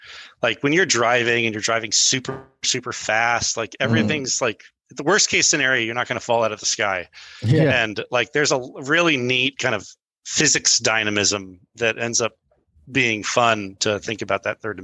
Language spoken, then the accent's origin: English; Brazil; first language pt; English is a second language; also born or lived in Boulder, United States; So I was born in Boulder, and my folks were speech writers for some folks who were in Brazil. So they were writing speeches for these diplomat-esque folks. And so we moved to Brazil, and my first language was Portuguese.